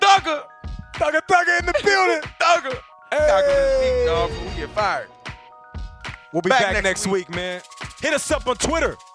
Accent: Seattle, Washington, United States; I'm from Seattle. I'm from Seattle.

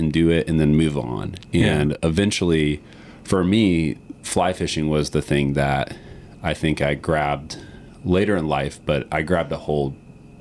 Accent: Green Swamp West, outside Tampa, Florida, United States; I grew up the first 5 years of my life in an area outside of Tampa called Green Swamp West. So my family is 5 generations of the Tampa Bay, Cedar Key area.

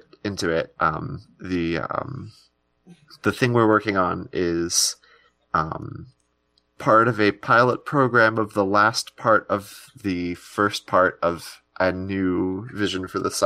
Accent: Minnesota, United States; accent: Minnesotan; I'm like stereotypical Minnesotan

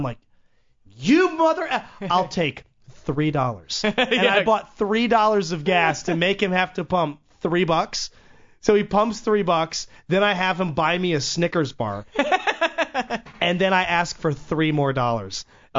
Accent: Waldorf, Maryland, United States; moved away; I go back to my hometown in Waldorf.

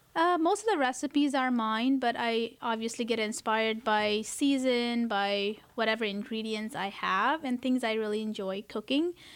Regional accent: Kathmandu, Bagmati, Nepal; now in United States; I, uh, was born and raised in Kathmandu, Nepal

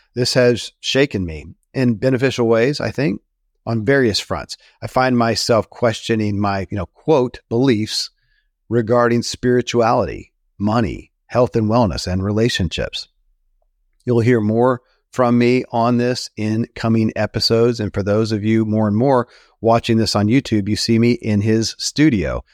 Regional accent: Kentucky, United States; born or raised there

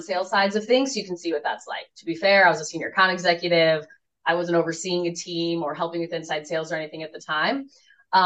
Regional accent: Colorado, United States; moved away as an adult; now in Detroit, United States; I grew up in Colorado as an Avalanche fan

